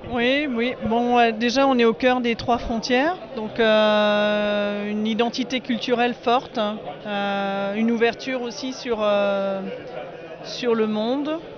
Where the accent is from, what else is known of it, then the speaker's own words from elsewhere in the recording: southern Alsace, Grand Est, France; je viens du sud de l'Alsace